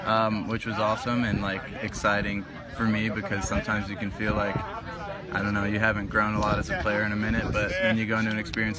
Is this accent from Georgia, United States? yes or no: yes; Marietta, Georgia, United States; moved away; I was born in Marietta and I'm from the southeast